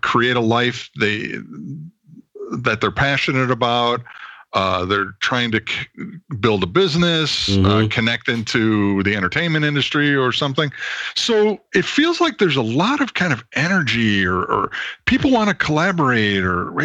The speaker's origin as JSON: {"language": "English", "area": "suburbs of Chicago", "region": "Illinois", "country": "United States", "tie": "born or raised there", "moved": "as an adult", "lives_now": "California, United States", "said": "I'm originally from the suburbs of Chicago."}